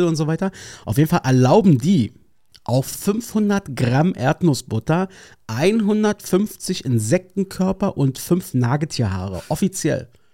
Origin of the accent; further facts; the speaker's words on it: Berlin, Germany; Ich bin Berliner